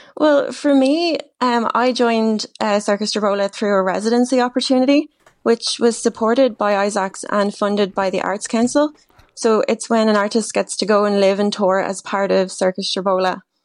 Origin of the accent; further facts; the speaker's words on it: Wexford, Leinster, Ireland; also born or lived in Dublin; I'm originally from Wexford